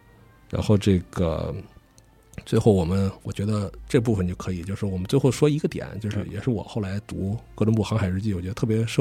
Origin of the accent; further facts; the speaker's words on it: Haidian, Beijing, China; 作为一个这个从小在海淀长大的人吧，